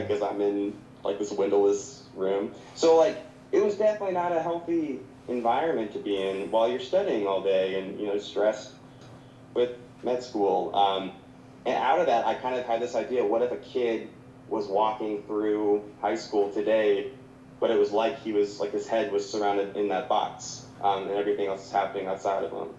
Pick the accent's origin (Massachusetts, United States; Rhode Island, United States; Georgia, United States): Georgia, United States; Savannah; also born or lived in North Carolina / Augusta, Georgia; I grew up in Savannah